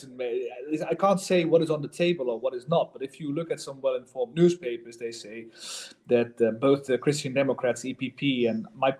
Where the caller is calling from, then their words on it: The Hague, South Holland, Netherlands; in the Netherlands, I'm calling from The Hague